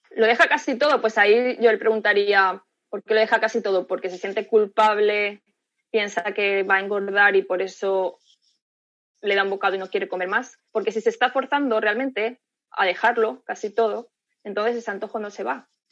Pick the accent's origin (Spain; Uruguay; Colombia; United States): Spain; yo también soy española